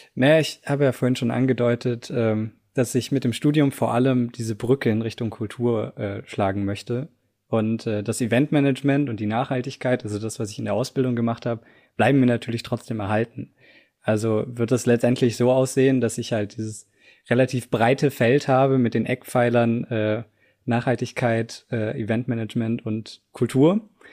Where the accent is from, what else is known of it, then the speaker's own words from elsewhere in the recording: Southern Germany, Germany; moved away as an adult; also born or lived in Tübingen / Munich; now in Potsdam, Germany; ich komme eigentlich auch aus Süddeutschland